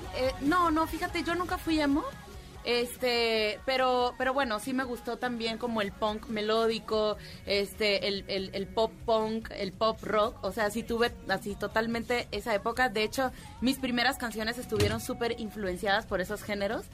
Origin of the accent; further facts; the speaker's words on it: Cuba; moved away; toda mi infancia fue en Cuba, te puedo decir que me sabía las caricaturas cubanas